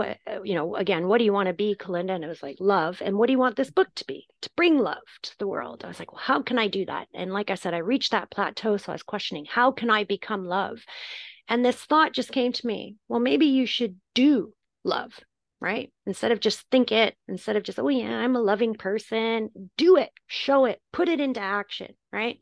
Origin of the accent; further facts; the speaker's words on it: Canada; also born or lived in Turkey; now in United Kingdom; I'm Canadian and I live in the UK and I lived in Turkey for a while